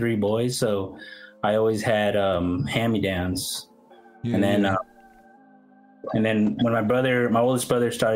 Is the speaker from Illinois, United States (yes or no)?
no; San Jose, California, United States; I grew up in San Jose, California